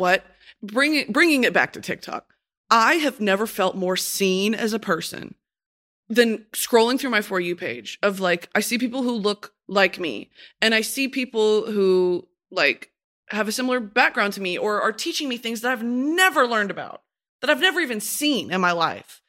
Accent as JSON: {"language": "English", "country": "United States", "said": "as an American, I would never really truly be exposed to that."}